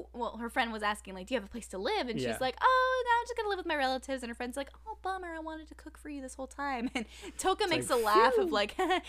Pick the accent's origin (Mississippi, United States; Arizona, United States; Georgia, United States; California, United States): Arizona, United States; I'm from Arizona